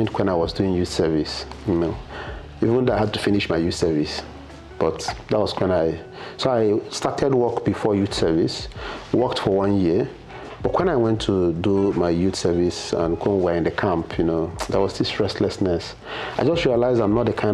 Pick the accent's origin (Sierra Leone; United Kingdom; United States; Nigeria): Nigeria; Nsukka, Enugu State; moved away as an adult; now in Lagos, Nigeria; I grew up, I was born in Nsukka, in UNN actually. So I grew up in the university environment, primary, secondary school, university